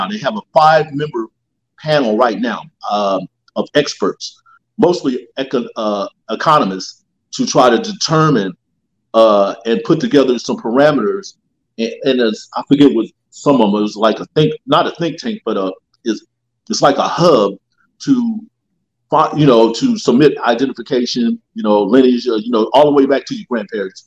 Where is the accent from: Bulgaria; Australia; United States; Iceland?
United States; Champaign, Illinois; moved away; I'm from Champaign, Illinois. That's downstate from Chicago.